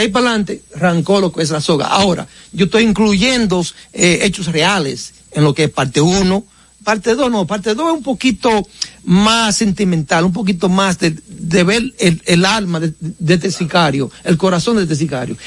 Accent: Baitoa, Santiago, Dominican Republic; moved away; also born or lived in United States; yo estaba en vacaciones en mi pueblo de, de Baitoa

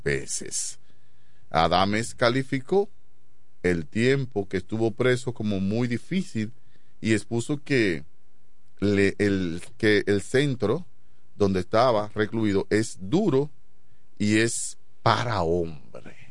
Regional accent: Dominican Republic; yo me crié en Chabón

